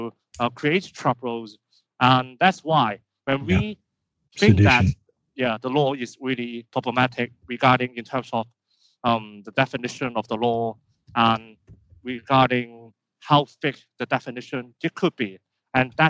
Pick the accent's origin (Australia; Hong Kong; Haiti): Hong Kong; I'm student activist from Hong Kong.